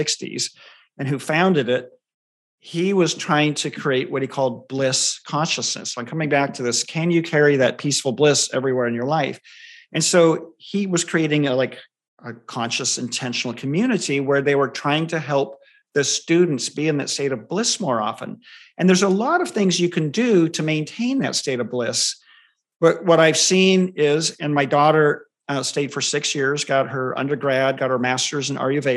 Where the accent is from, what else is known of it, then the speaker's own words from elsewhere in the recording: Southern California, United States; I grew up in Southern California.